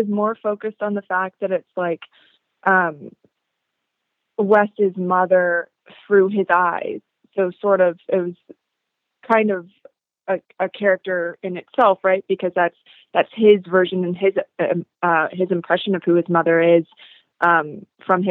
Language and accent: English; Seattle, Washington, United States; my life growing up in Seattle